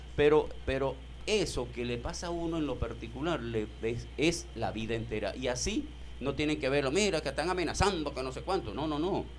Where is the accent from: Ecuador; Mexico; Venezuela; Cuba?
Venezuela; nosotros somos venezolanos y somos venezolanas